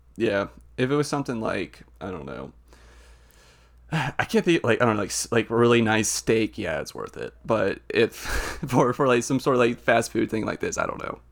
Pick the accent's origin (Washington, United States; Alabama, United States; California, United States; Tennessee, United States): Tennessee, United States; Nashville; I'm from, I'm from Nashville